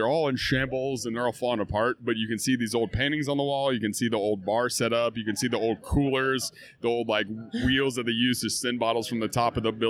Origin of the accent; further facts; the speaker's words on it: Kentucky, United States; I grew up in Kentucky. I grew up on the Kentucky Bourbon Trail.